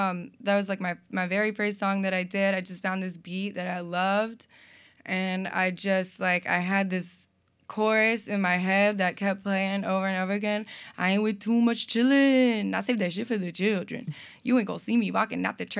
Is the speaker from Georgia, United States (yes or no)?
no; North Carolina, United States; moved away as an adult; also born or lived in Vermont; now in Burlington, United States; I'm from North Carolina